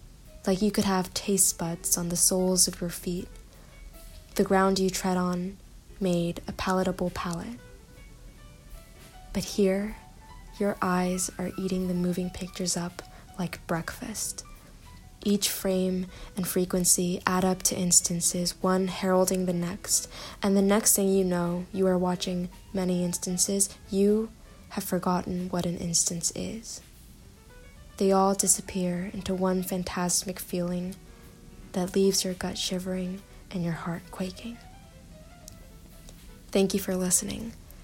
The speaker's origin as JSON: {"language": "English", "country": "Indonesia", "tie": "born or raised there", "also_born_or_lived": "Korea / United Kingdom / Singapore", "lives_now": "United States", "said": "I was born in Korea, and I've spent most of my life outside of it, growing up in Indonesia, the United Kingdom, Singapore, and now the United States."}